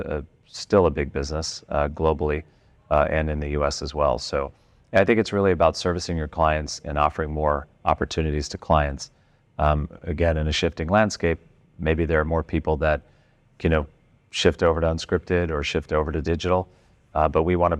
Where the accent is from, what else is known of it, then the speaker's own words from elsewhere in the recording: United States; as an American